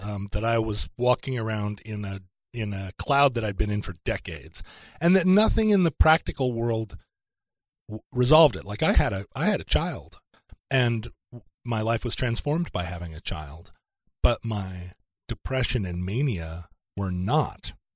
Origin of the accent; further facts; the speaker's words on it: Alaska, United States; moved away; also born or lived in Seattle; I grew up in Alaska.